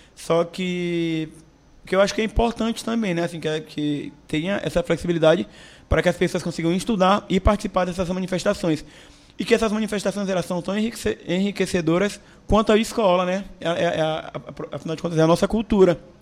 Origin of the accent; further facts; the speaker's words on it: São Luís, Maranhão, Brazil; eu sou nascido e criado na Praia Grande